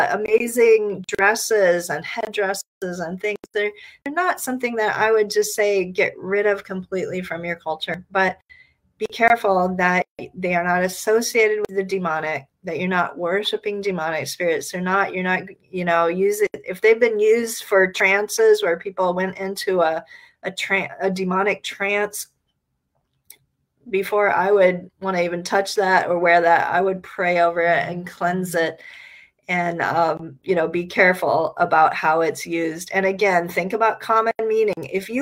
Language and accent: English; Nigeria; born there; also born or lived in Ghana / Liberia; As some of you know, I grew up in West Africa. I was born in Nigeria. My parents served in Ghana and Liberia and later in Malawi and Eritrea.